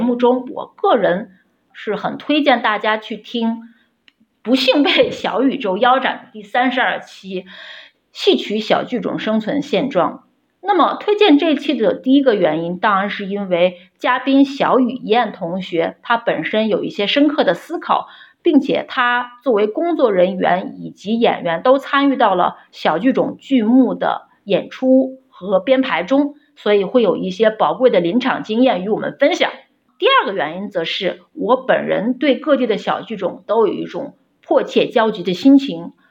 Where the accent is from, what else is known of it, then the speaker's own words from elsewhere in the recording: Xi'an, Shaanxi, China; 我的家乡是陕西西安